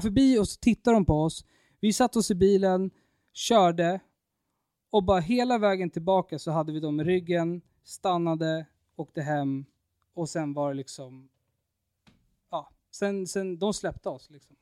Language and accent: Swedish; Stockholm, Stockholm County, Sweden; hemma i Stockholm